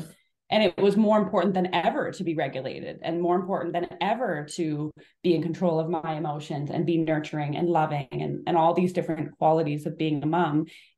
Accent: Canada; So I grew up, I'm from Canada

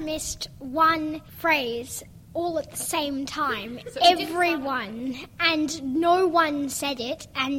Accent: Sydney, New South Wales, Australia; I'm 10 and I'm from Haberfield.

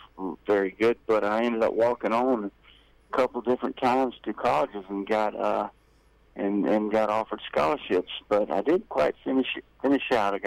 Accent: Jacksonville, Florida, United States; also born or lived in Gainesville, Florida; growing up around Skinner and being from Jacksonville, being from Gainesville

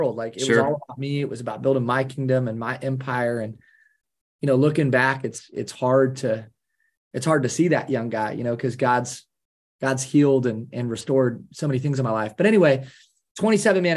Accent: Kalona, Iowa, United States; I'm a small town Iowa guy. I grew up in Kelowna, Iowa, which is the largest Amish community west of the Mississippi

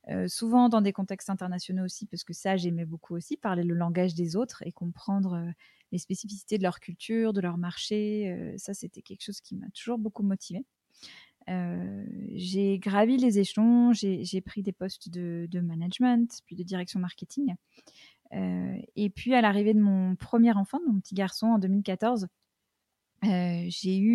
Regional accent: United States; j'ai passé une bonne partie de mon enfance aux États-Unis et que ça, ça a beaucoup marqué ma, façon d'appréhender tout un tas de choses.

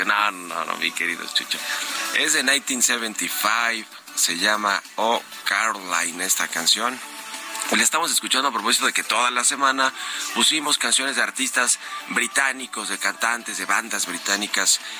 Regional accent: Mexico; somos los mexicanos que usamos el aeropuerto

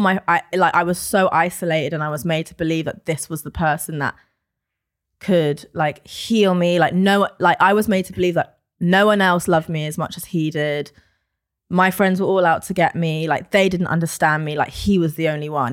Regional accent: London, United Kingdom; I am born and raised in London

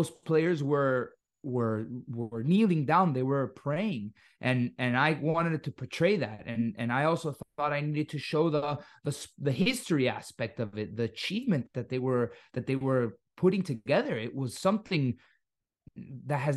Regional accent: Miami, Florida, United States; accent: Miami; tengo un acento muy de Miami. Porque yo crecí en Miami

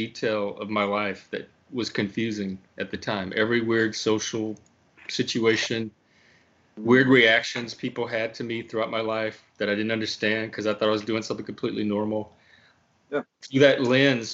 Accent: Louisiana, United States; I'm also Cajun from Louisiana.

